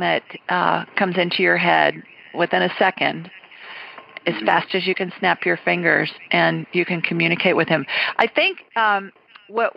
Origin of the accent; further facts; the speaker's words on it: Ohio, United States; now in Deep South, United States; I'm a Buckeye